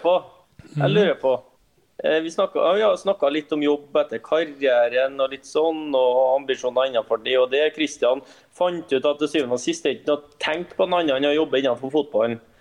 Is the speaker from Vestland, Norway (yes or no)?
no; Trondheim, Trøndelag, Norway; moved away; Jeg var frihelg hjemme i Trondheim